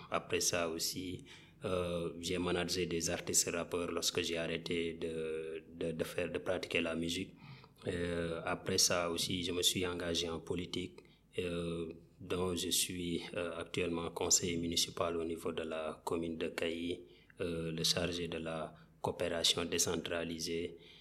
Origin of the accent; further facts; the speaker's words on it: Kaffrine, Senegal; je suis africain né au Sénégal, particulièrement dans la région de Kafrine